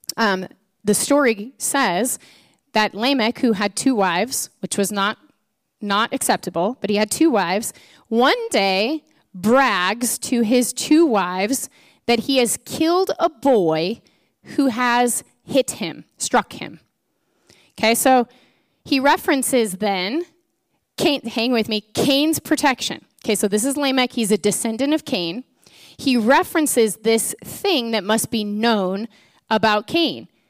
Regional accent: Edmonds, Washington, United States; I grew up in Edmonds

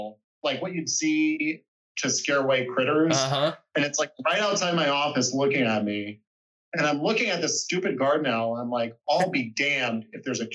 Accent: Phoenix, Arizona, United States; moved away as an adult; I grew up in Phoenix

